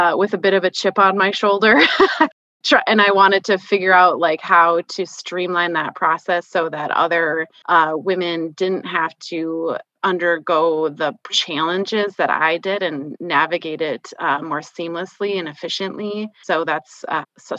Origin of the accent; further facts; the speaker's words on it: Minnesota, United States; now in South Dakota, United States; I grew up in Minnesota, and I now live in South Dakota